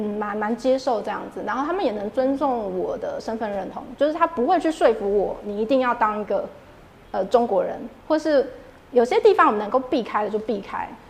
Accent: Taiwan; moved away as an adult; now in New York, United States; 我是台湾人

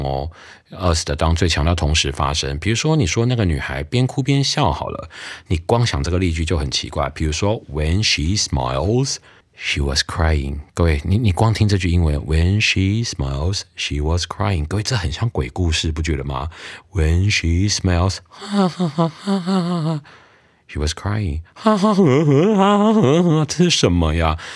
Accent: United States; now in Taiwan; 我小时候美国的时候

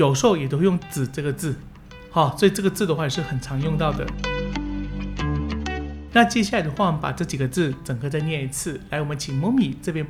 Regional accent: Taiwan; 一般人的辣都是我们台湾人的很多倍。常常你们去外面吃小吃啊，或者说吃一碗干面、汤面之类的。他们加辣的程度都会比我们台湾的多

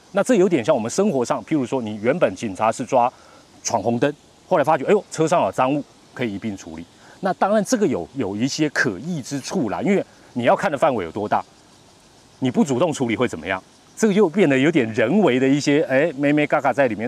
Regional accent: Taiwan; 我们中国人台湾人

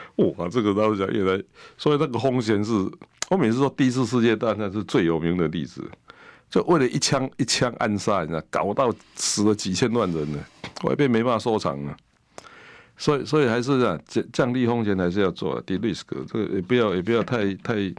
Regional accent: Taiwan; 所以我们台湾人已经很习惯你这个

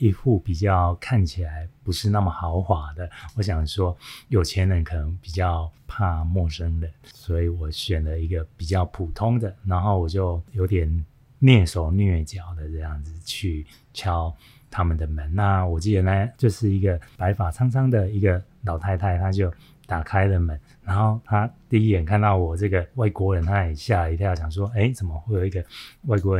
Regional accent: Taiwan; 我是从台湾来的单车旅行，

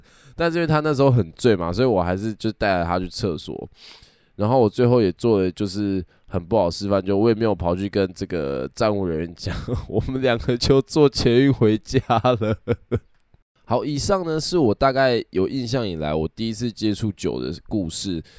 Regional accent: Kaohsiung, Taiwan; 那因为我本身是高雄人，所以呢，那个时候我们就是去高雄的热炒店喝酒。

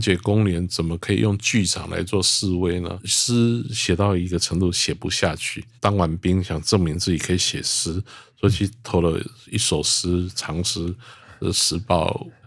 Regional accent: Zhushan, Nantou County, Taiwan; 因为我们就是住在竹山国中的旁边

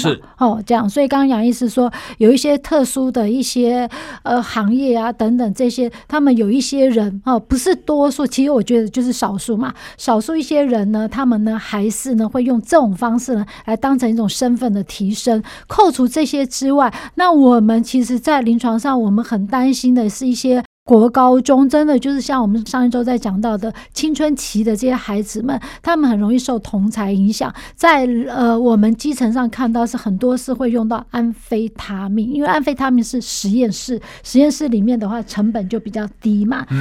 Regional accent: Taiwan; 我们台湾人

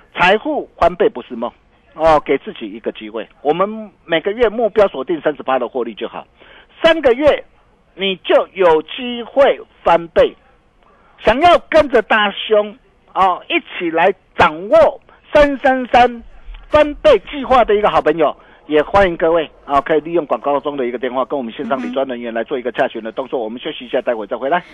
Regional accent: Taiwan; 我们台湾人

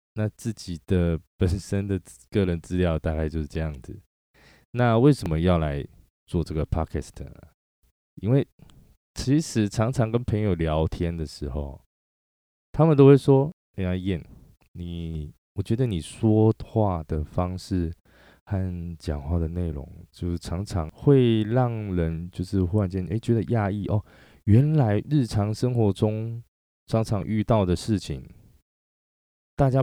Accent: Chiayi, Taiwan; moved away as an adult; also born or lived in Taichung / Kaohsiung / Taipei; 我的出生年月是在一九八二六月一号，双子座。对，双子座。然后本身是嘉义人啊，嘉义出生的。那一直一路以来，到了二十七岁才离开嘉义，到台中

